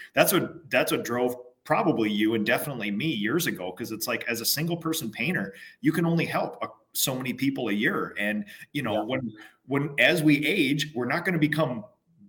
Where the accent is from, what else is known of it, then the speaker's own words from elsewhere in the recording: Minnesota, United States; I'm a Minnesotan